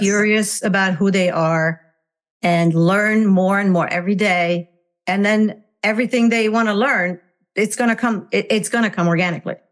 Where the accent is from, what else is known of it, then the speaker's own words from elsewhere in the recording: Hungary; English is a second language; moved away as an adult; now in United States; I was born and raised in Hungary, communist Hungary. And I uh, came to the United States um, when I was 21 years old